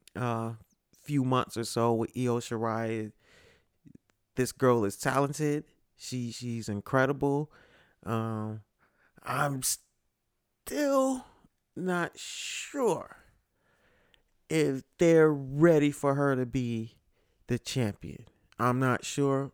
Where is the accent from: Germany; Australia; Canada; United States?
United States; Connecticut; live from Connecticut, my home state, uh, specifically Bridgeport